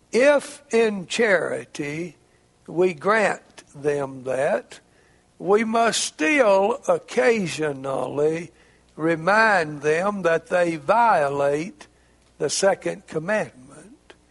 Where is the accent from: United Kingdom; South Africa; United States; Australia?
United States; Arkansas; It's not just because I'm a Razorback from Arkansas.